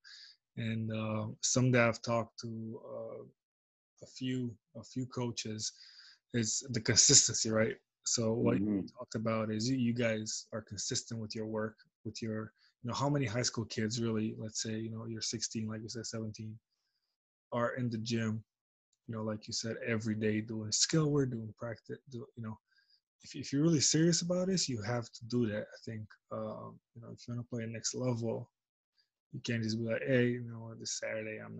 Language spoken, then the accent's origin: English; Romania; moved away; in my home country, Romania